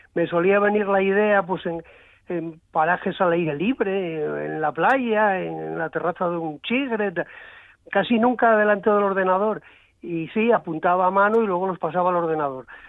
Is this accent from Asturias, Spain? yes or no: yes; San Esteban de Pravia, Asturias, Spain; yo soy de la Ría del Nalón, de San Esteban